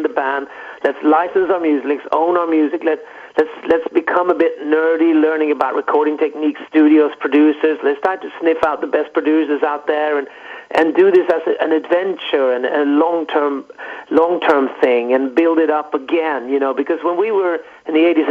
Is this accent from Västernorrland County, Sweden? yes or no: no; Stockholm, Stockholm County, Sweden; we grew up in Stockholm, just outside Stockholm.